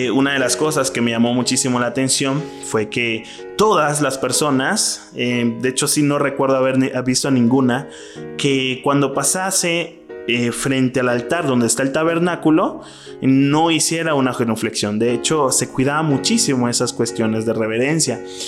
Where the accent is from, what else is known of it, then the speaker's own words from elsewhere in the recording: Mexico; moved away as an adult; now in Mexico City, Mexico; Yo soy mexicano, pero soy de una provincia de, México